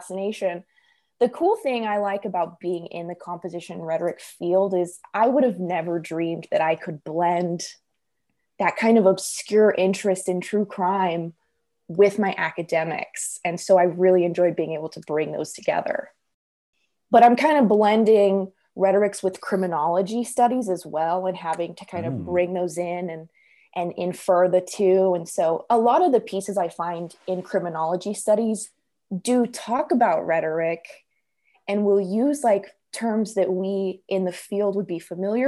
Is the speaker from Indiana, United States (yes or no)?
no; near Dallas-Fort Worth, Texas, United States; right outside my hometown